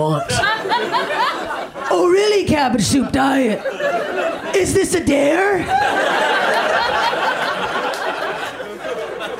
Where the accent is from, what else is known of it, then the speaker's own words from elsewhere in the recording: Canada; I'm Canadian